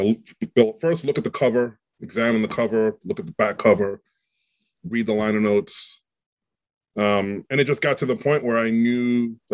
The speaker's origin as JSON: {"language": "English", "town": "New York City", "region": "New York", "country": "United States", "tie": "born or raised there", "said": "growing up in New York"}